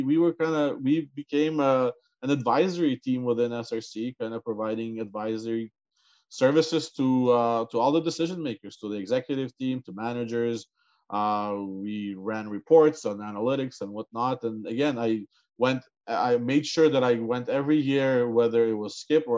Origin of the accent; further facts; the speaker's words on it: Canada; growing up in Canada, the view of CI has been different